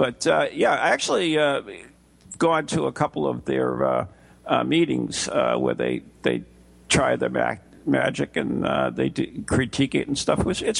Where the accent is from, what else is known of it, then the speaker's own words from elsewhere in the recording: Massachusetts, United States; I'm from Massachusetts, you know.